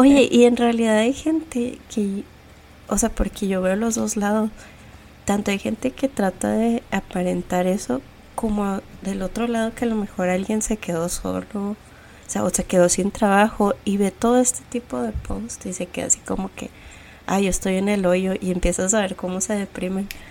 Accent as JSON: {"language": "Spanish", "town": "Ciudad Juárez", "region": "Chihuahua", "country": "Mexico", "moved": "yes", "lives_now": "United States", "said": "las dos huimos un poquito de, Juárez"}